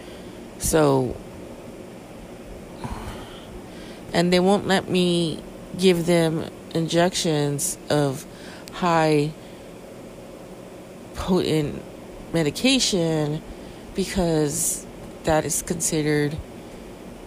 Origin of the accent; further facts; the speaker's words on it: California, United States; I'm from California